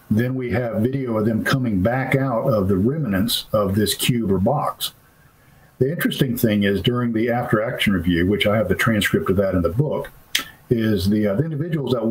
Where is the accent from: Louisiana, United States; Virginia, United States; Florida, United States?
Florida, United States; moved away; I used to hunt in the Okefenokee with my father as a child. And I'm from Florida originally